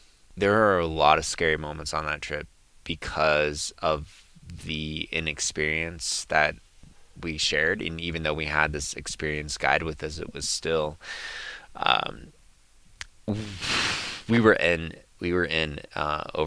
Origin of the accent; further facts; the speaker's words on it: San Jose, California, United States; I grew up in San Jose